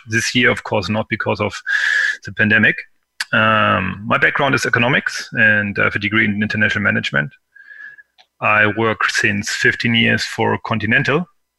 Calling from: Hanover, Lower Saxony, Germany; I'm calling in from Hanover, Germany. Hanover might be known for the exposition. There's a big industrial fair normally in March.

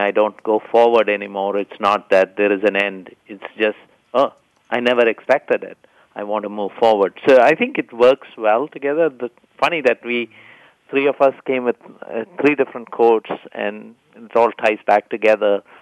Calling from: California, United States; Hi, I'm uh, calling you from the wet Bay Area.

